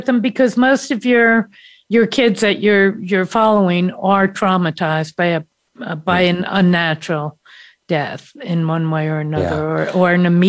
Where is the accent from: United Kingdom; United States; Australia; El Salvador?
United States; being American